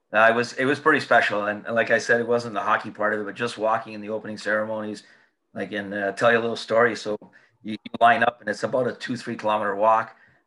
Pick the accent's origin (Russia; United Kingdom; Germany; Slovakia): United Kingdom; well, what do you think I'm going to do? I'm from Britain.